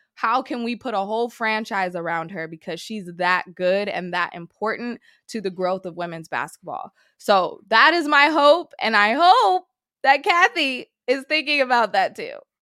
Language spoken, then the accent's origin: English; Sacramento, California, United States; I'm originally from Sacramento